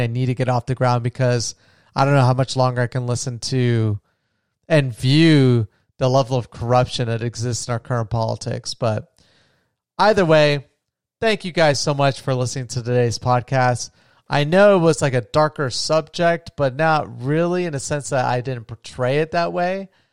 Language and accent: English; United States